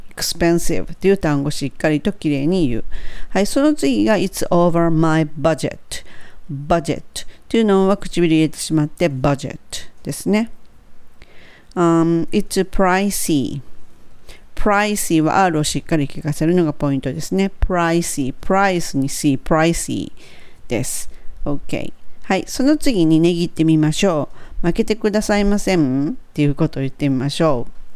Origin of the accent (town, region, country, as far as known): Kansai, Japan